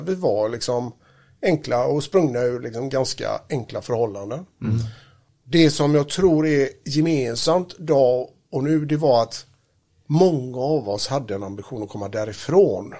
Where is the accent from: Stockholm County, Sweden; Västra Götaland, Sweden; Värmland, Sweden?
Västra Götaland, Sweden; Gothenburg; Uppväxten i Göteborg. Och för att vara mer exakt så är jag uppvuxen då i Kortedala som är då en förort i den nordöstra delen av Göteborg